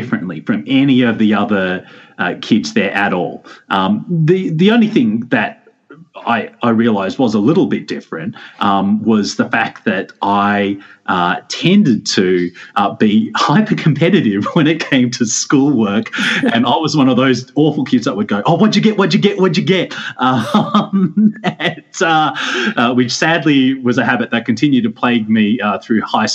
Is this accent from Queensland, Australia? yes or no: no; Campbelltown, New South Wales, Australia; So I grew up in Campbelltown, which is in southwest of Sydney